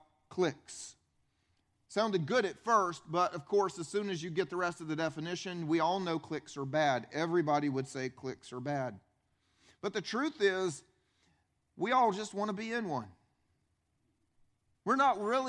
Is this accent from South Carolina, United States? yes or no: yes; upstate South Carolina, United States; I grew up here in South Carolina. I grew up, though, upstate, right below the state line.